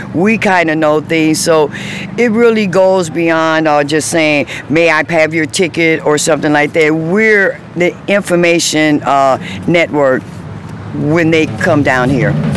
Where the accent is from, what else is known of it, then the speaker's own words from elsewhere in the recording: Chicago, Illinois, United States; my hometown, Chicago, born and raised